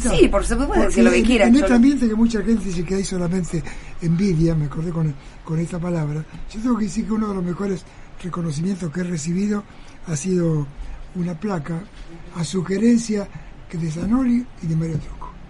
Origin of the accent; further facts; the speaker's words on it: Mar del Plata, Buenos Aires Province, Argentina; le decís que sos de Mar del Plata y automáticamente hay una expresión corporal o vocal, que qué suerte tenés, qué lindo que Mar del Plata.